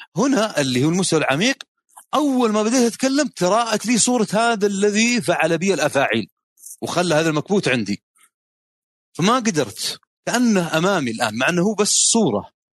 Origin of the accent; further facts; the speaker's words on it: Saudi Arabia; النظام عندنا في السعوديه